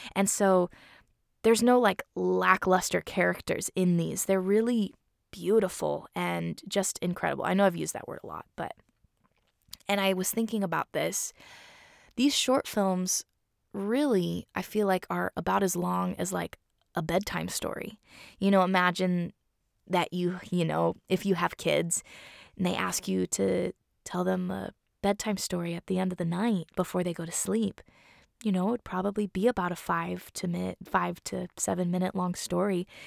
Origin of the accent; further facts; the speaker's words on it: Seattle, Washington, United States; I was born in Seattle